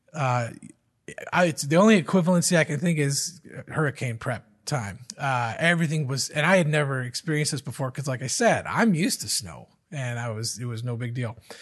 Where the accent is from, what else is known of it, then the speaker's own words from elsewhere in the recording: Michigan, United States; moved away as an adult; also born or lived in Virginia; I grew up in Michigan, just like Les and Carolyn.